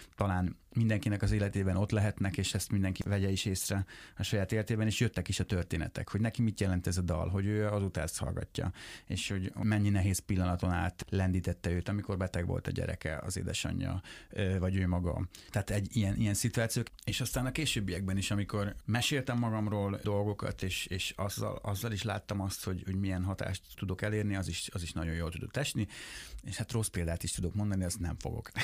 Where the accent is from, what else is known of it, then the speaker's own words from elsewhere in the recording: Lajosmizse, Bács-Kiskun, Hungary; moved away; még laknak abban a házban, ahol én felnőttem